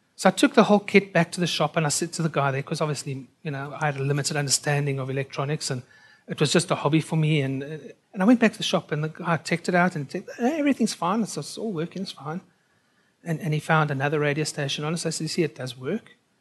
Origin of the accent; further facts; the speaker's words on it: South Africa; also born or lived in United Kingdom; now in Australia; I'm a South African by birth